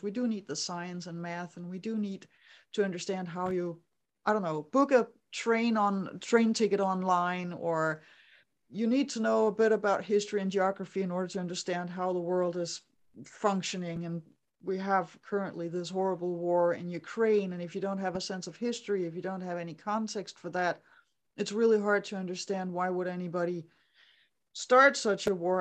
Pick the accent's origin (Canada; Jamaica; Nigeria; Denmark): Denmark; I grew up in Denmark